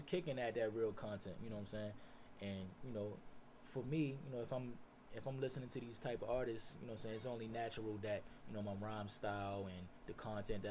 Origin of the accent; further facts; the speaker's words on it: Baltimore, Maryland, United States; also born or lived in Brooklyn, New York; for the most part, I rep Baltimore